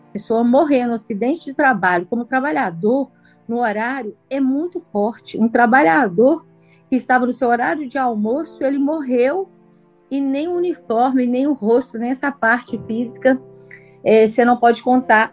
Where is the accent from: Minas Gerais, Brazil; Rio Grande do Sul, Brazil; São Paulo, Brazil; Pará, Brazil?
Minas Gerais, Brazil; Nós somos mineiros, moramos no estado minerário